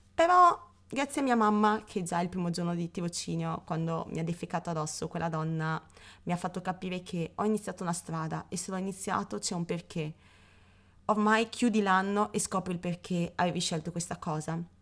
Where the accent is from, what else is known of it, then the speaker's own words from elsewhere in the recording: Padua, Veneto, Italy; io sono padovana